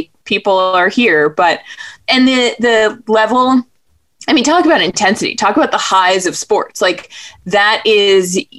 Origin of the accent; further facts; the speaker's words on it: New England, United States; So I grew up in New England